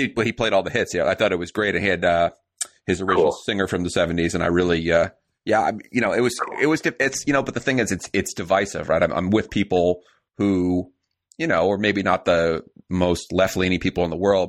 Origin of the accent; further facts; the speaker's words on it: East Coast, United States; now in Midwest, United States; I live in the Midwest now. I grew up in the East Coast